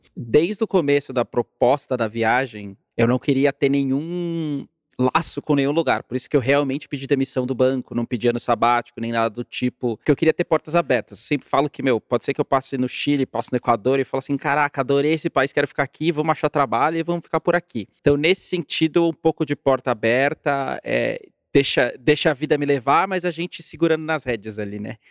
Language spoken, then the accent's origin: Portuguese; Brazil; moved away as an adult; also born or lived in New York; desde que eu saí do Brasil em 2014